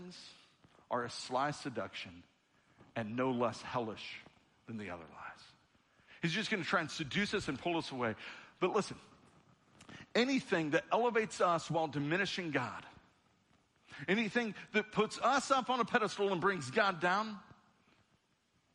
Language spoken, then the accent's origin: English; United States; I was born as an American citizen at the time that I was born to this country